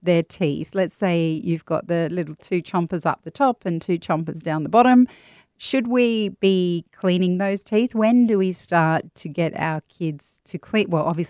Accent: Australia; as an Aussie, we all grew up with Bonjela.

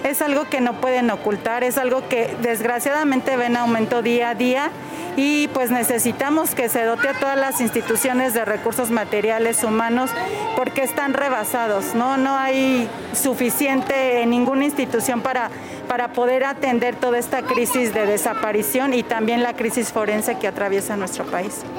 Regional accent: Honduras; vengo de Honduras

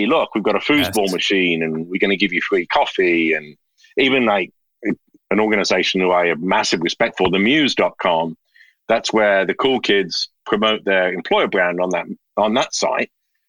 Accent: Birmingham, West Midlands, United Kingdom; my father, I grew up in Birmingham, in the Midlands.

